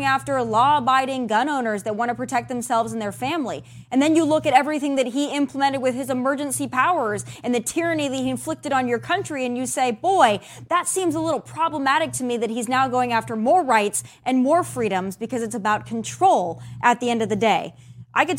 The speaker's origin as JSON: {"language": "English", "region": "South Dakota", "country": "United States", "tie": "born or raised there", "said": "I'm from South Dakota, so I grew up around guns"}